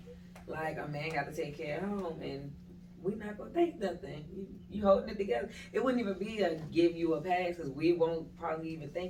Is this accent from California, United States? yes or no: no; Maryland, United States